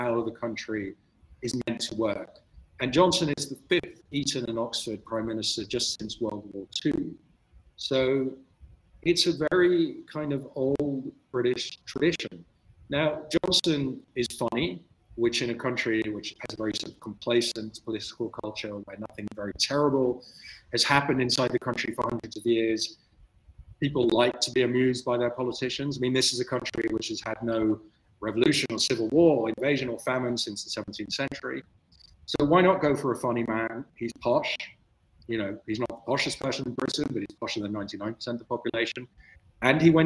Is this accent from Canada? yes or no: no; Netherlands; moved away; also born or lived in Germany; I grew up in the Netherlands